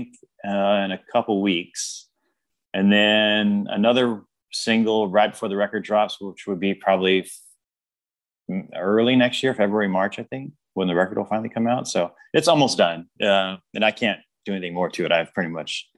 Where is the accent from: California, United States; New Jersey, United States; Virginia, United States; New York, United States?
California, United States; Sacramento; I grew up in South Sacramento